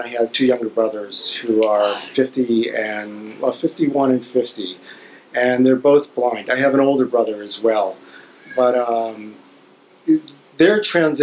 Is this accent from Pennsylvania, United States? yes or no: no; Ohio, United States; We grew up in Ohio